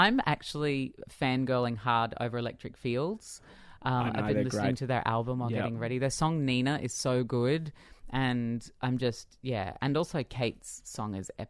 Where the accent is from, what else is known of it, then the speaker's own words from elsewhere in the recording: Australia; I think being an Australian pop performer, well, for me at least, it's very hard to ever put … down because she was such an influence on me growing up.